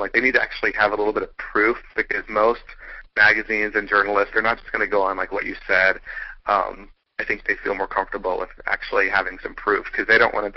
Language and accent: English; Atlanta, Georgia, United States; I'm from Atlanta